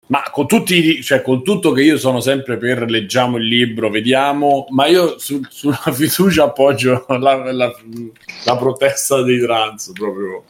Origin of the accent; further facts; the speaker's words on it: Rome, Lazio, Italy; siamo di Roma